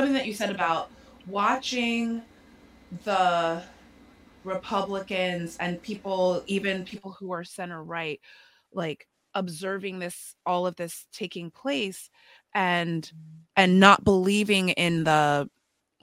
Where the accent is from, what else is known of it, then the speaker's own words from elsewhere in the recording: Potomac, Maryland, United States; I'm from Potomac, so I didn't grow up traumatized and terrorized by racial violence